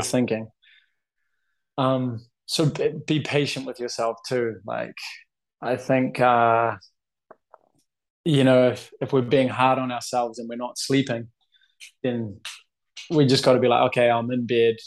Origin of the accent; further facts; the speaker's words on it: New Zealand; also born or lived in Boston, United States; now in Barcelona, Spain; I'm from New Zealand, living in Barcelona.